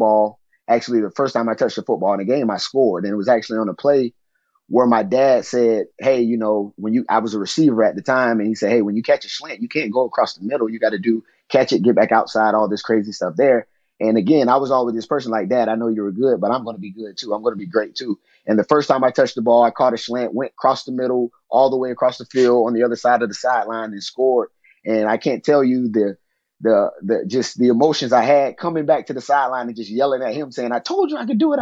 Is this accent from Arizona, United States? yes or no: no; Florida, United States; as a kid growing up in Florida